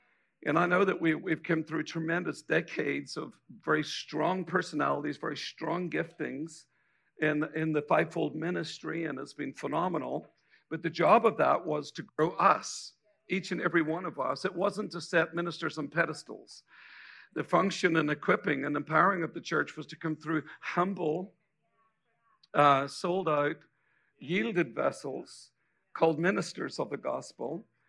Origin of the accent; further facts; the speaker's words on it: Ireland; accent: Irish; now in United States; I'm actually an American citizen with an Irish accent.